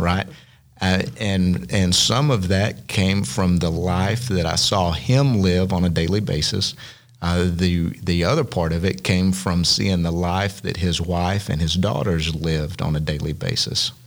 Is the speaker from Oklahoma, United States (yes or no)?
yes; Southeastern Oklahoma, United States; growing up in Southeastern Oklahoma in the Southern Baptist Association